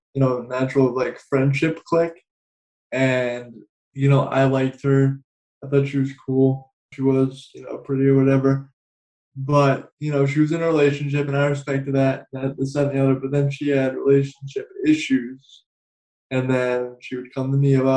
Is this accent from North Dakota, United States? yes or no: no; New Hampshire, United States; now in South Carolina, United States; I was at my grandma's house where I grew up originally. I'm originally from New Hampshire. I now live in South Carolina